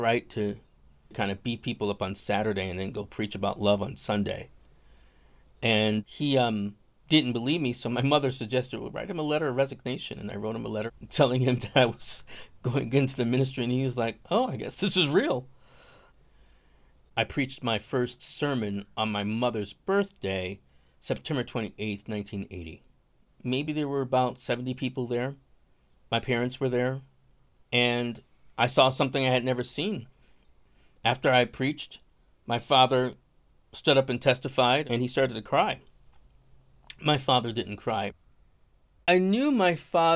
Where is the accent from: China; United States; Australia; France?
United States; Buffalo, New York; now in Santa Fe, United States; I'm from Buffalo, New York. I currently live in Santa Fe, New Mexico.